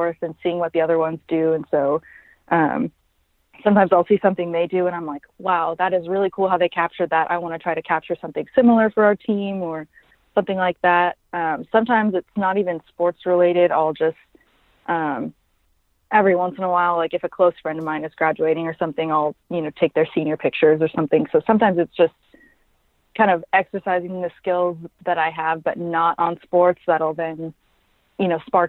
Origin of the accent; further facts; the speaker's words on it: Dallas, Texas, United States; also born or lived in Frisco, Texas; now in Stillwater, United States; I grew up in Dallas